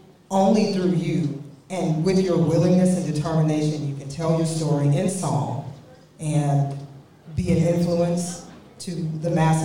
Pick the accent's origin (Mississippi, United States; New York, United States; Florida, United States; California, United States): Mississippi, United States; being that I'm from Mississippi